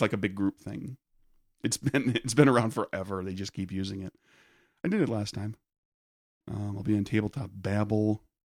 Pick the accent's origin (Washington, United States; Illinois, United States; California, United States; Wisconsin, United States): Wisconsin, United States; Peshtigo; Growing up in Peshtigo